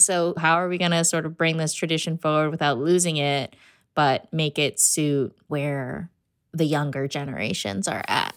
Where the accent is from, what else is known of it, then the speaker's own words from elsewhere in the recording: United States; I'm American